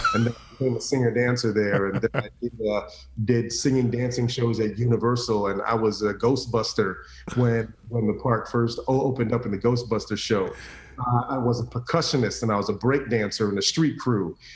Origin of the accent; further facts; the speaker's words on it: Orlando, Florida, United States; growing up in Orlando in the late 80s, early 90s